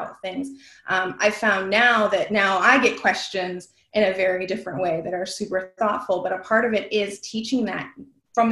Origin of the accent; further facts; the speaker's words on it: Western New York, United States; I'm from Western New York